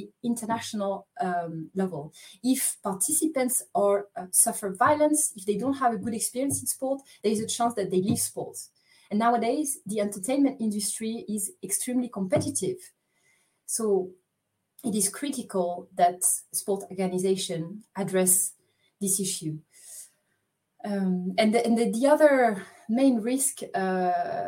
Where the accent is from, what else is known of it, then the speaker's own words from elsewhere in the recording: Paris, Île-de-France, France; now in Lausanne, Switzerland; I'm originally from Paris, France, but I'm now based in Lausanne, Switzerland.